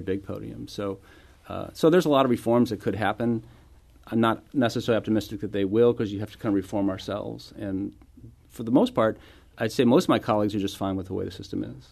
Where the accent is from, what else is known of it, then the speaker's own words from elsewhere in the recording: St. Louis, Missouri, United States; moved away as an adult; also born or lived in East Coast; I was born and raised here in Saint Louis